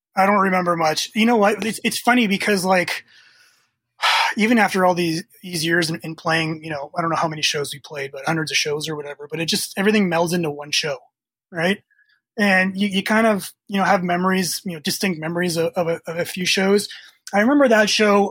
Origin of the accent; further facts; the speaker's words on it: Canada; also born or lived in Croatia; I was born in Croatia, um, former Yugoslavia back then, so it's I'm dating myself. But 1975, uh, moved to Canada when I was two years old.